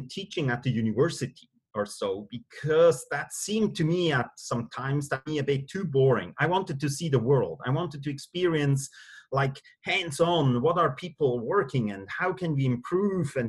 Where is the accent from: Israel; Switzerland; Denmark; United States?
Switzerland; moved away as an adult; also born or lived in Singapore / London; born and raised in Switzerland, and live again back home in Switzerland.